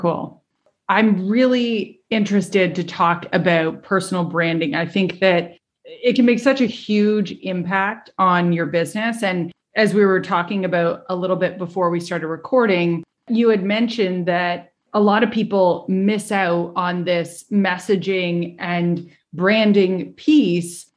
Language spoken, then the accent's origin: English; Canada; we're both Canadian.